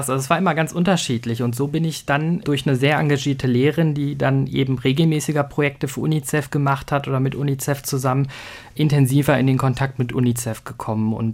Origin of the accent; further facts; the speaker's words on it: North Rhine-Westphalia, Germany; Ich bin ja aufgewachsen im Sauerland, im Hochsauerlandkreis.